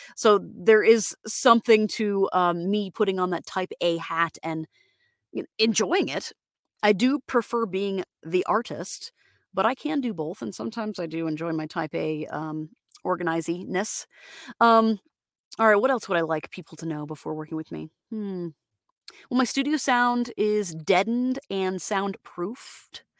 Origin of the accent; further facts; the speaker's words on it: Florida, United States; I'm from from Florida, Floridian